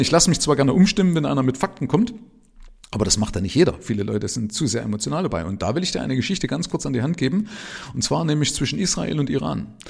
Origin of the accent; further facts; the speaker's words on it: Germany; Ich bin ja in der DDR aufgewachsen